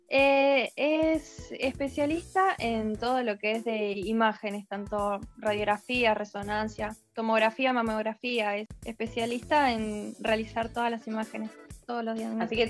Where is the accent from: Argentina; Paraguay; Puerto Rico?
Argentina; Buenos Aires; Parque Chacabuco capital